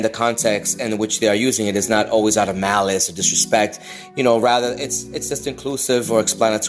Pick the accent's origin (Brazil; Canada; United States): United States; New York; also born or lived in Boston; I am a Latino, brown, queer person. I am a Puerto Rican from up north. I'm from New York and Boston.